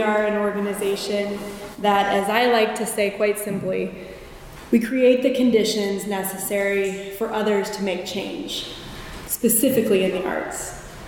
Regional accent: Fort Wayne, Indiana, United States; I was born in Fort Wayne, Indiana. And from the cornfields of Indiana

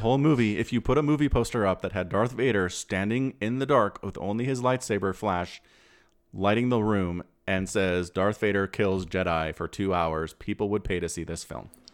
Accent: United States; I'm an American

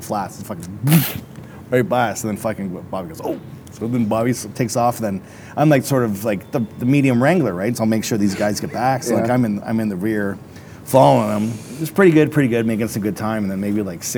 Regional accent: Canada

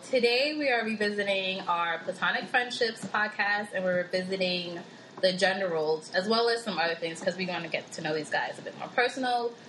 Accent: Queens, New York, United States; Hey guys, it's … we come from Queens.

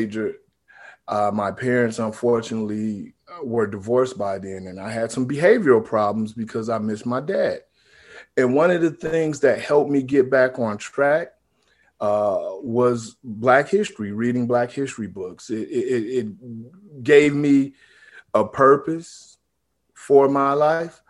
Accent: Romulus, Michigan, United States; I am from Romulus, Michigan

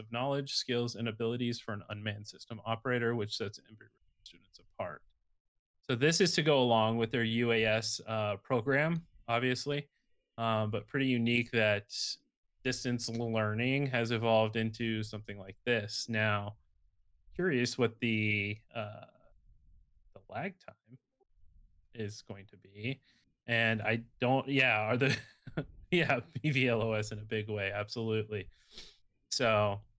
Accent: Arizona, United States; my home state down in Tucson

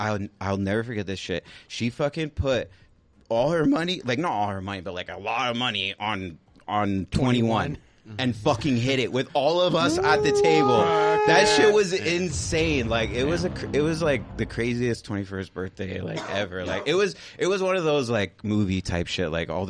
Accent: California, United States; I came from Orange County, so you know, like …, …, like shit like that was very popular back then.

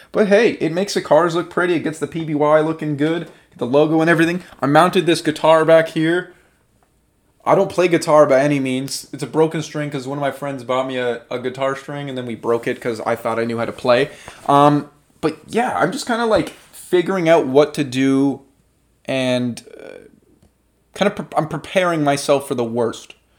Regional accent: Canada

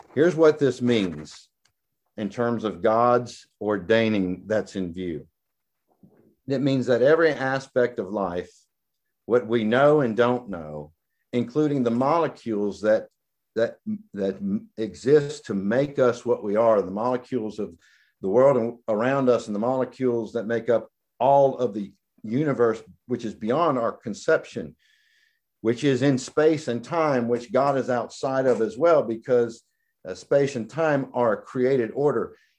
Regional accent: the South, United States; I'm from the South

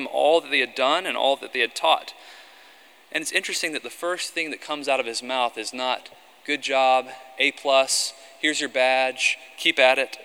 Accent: the South, United States; I grew up in the South

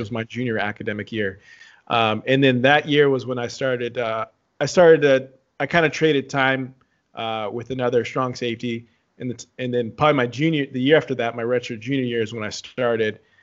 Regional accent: San Antonio, Texas, United States; also born or lived in Dallas; I grew up in Texas, born and raised, I was born in Dallas, grew up in San Antonio, uh, spent, yeah, my childhood in San Antonio

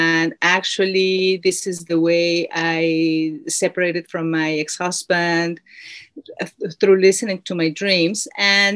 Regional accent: Mexico City, Mexico; now in New Zealand; I was born in Mexico City

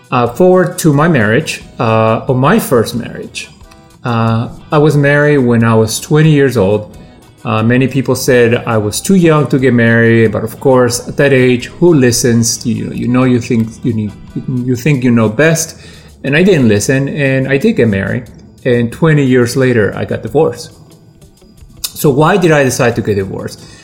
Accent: Peru; now in Washington, United States; I'm a creative professional living in the uh, Washington, D.C. Uh, area. I'm originally from Peru, but I have lived in this area for most of my life.

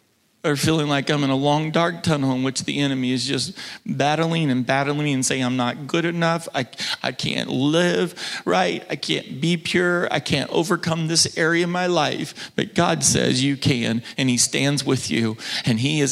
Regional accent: Oklahoma, United States; moved away; my home state, about 30 minutes from where I grew up, that my mom and dad still

